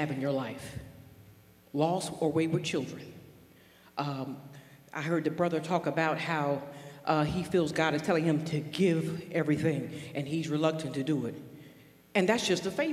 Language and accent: English; North Carolina, United States; moved away; I was born and raised in North Carolina in a rural environment